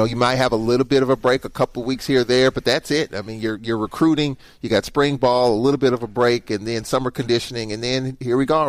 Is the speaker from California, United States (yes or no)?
no; St. Louis, Missouri, United States; moved away; I'm from St. Louis